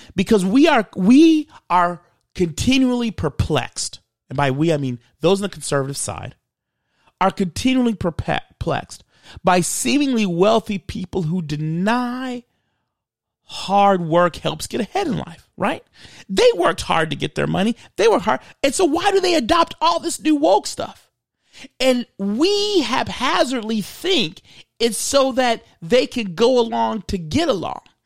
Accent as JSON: {"language": "English", "country": "United States", "said": "I'm Black American."}